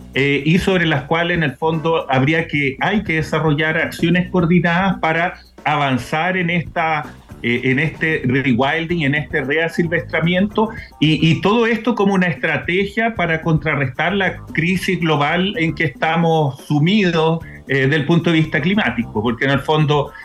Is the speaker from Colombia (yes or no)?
no; Chile; a nosotros como país, como chileno